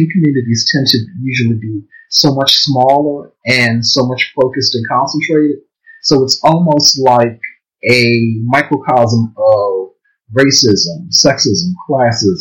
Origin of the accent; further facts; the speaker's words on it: Baltimore, Maryland, United States; I live in Baltimore. I was born and raised in Baltimore.